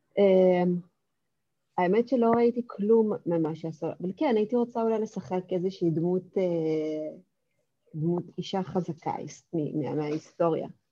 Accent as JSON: {"language": "Hebrew", "town": "Kokand", "region": "Fergana Region", "country": "Uzbekistan", "tie": "born or raised there", "first_language": "Russian", "second_language": "Hebrew", "moved": "yes", "lives_now": "Israel", "said": "גדלתי באוזבקיסטן"}